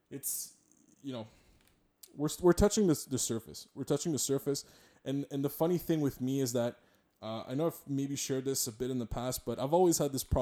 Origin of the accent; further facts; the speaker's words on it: Montreal, Quebec, Canada; I'm a, I'm a Montrealer, I'm a, I'm a Quebecois, I'm a I'm a Canadian, I'm a Franco Canadian, or, or I'm a I'm an English Quebecois.